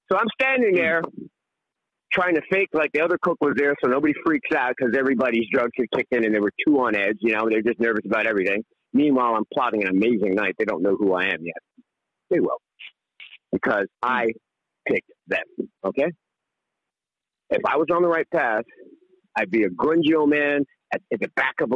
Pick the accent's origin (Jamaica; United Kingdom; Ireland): United Kingdom; England; also born or lived in Bronx, New York; now in United States; So I came to the Bronx. I, uh, I, yes, I was born in England. I'm English.